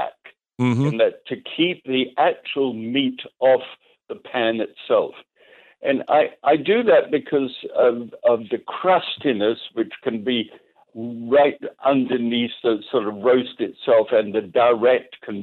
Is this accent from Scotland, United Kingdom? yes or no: yes; Scotland, United Kingdom; now in United States; I'm a Scot.